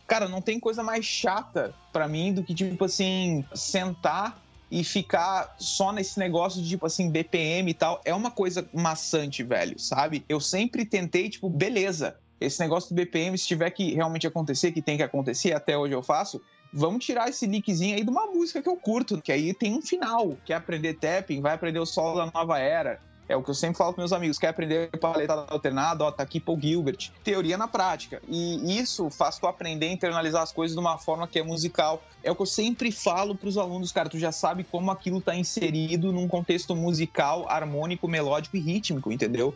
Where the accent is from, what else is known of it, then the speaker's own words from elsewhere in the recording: Bagé, Rio Grande do Sul, Brazil; Nasci em Bagé, no Rio Grande do Sul, tenho 20 anos hoje em dia